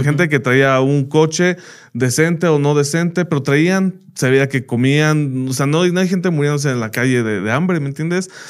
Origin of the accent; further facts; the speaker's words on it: United States; moved away as an adult; now in Mexico; yo crecí en Estados Unidos y allá estudié